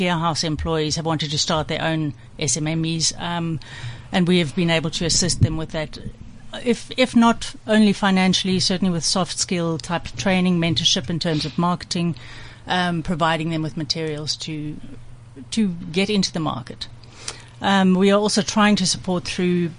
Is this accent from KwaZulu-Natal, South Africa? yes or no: yes; Durban, KwaZulu-Natal, South Africa; I was born in Durban.